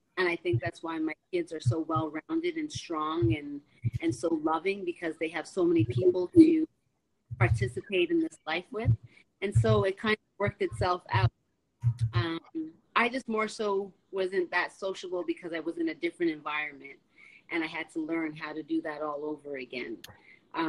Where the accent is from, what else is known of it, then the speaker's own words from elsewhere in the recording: Toronto, Ontario, Canada; moved away as an adult; also born or lived in California; I'm from Toronto. I'm not from the States, but there I was living.